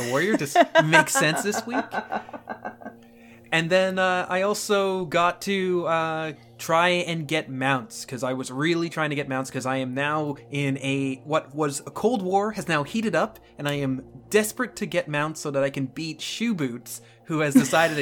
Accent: United Kingdom; now in Canada; I'm actually from the UK, originally born in the UK.

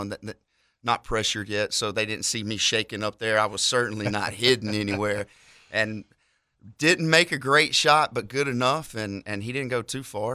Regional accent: near Montgomery, Alabama, United States; from pretty close to Montgomery. I had to tell people Montgomery because if I tell them the actual town I'm from, they'll never find it

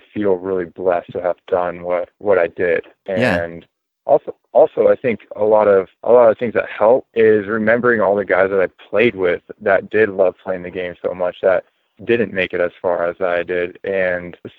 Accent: Northern California, United States; I grew up in Hippieville in Northern California

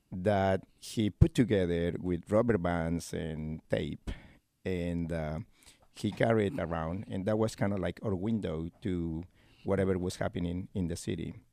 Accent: Córdoba, Argentina; English is a second language; now in Lexington, United States; Well, uh, I am from Cordoba. Cordoba is my hometown, my state.

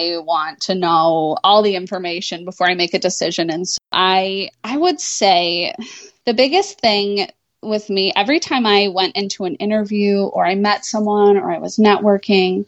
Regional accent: Finger Lakes, upstate Western New York, United States; moved away as an adult; also born or lived in Chicago, Illinois / Metro Detroit, Michigan; now in Rochester, United States; I'm not from Rochester. I'm from south of here in the Finger Lakes

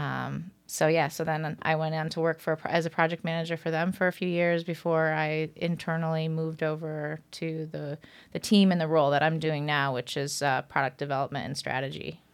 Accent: Watertown, New York, United States; moved away as an adult; also born or lived in Hartford, Connecticut; now in Manhattan, United States; I'm currently living in Manhattan, but I'm originally from the North Country

